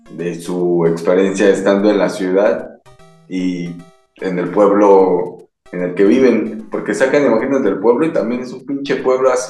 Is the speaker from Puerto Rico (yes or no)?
no; Mexico City, Mexico; Pero yo soy chilango, güey. Con, orgullo lo digo.